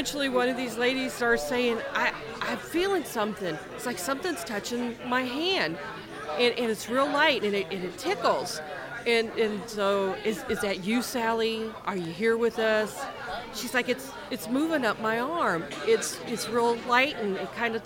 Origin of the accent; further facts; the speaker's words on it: Kansas City, Missouri, United States; I'm originally from Kansas City, born and raised.